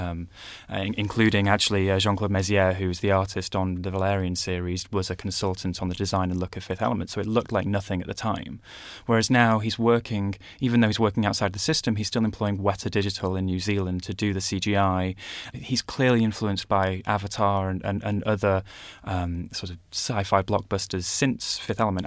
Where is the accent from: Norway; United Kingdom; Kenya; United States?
United Kingdom; Manchester, North West England; I grew up in Manchester as well